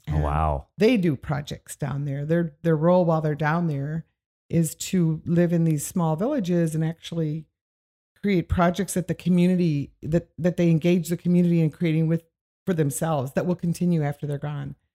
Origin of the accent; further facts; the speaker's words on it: Midwest, United States; I grew up in the Midwest from with parents that were uh, from the Depression.